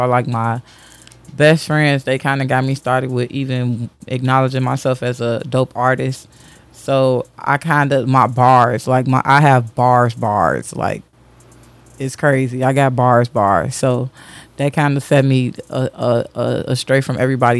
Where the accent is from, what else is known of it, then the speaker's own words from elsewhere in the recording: Chicago, Illinois, United States; I grew up on Madison and Monroe. Kedzie and Monroe